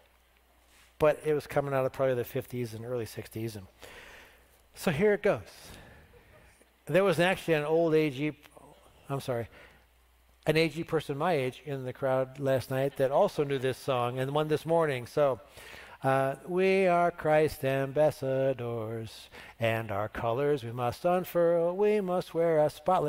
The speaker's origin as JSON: {"language": "English", "country": "United States", "said": "I'm thankful to be an American"}